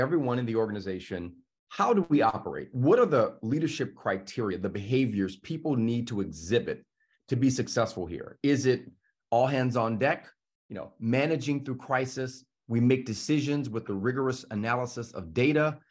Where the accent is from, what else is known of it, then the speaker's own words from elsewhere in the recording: the South, United States; I'm from the South